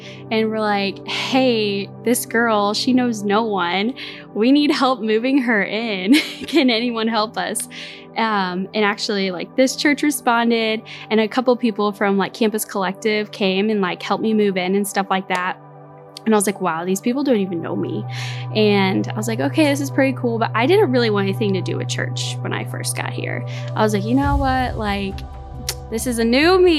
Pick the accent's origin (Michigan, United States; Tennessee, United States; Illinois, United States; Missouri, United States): Missouri, United States; St. Louis; I grew up in St. Louis.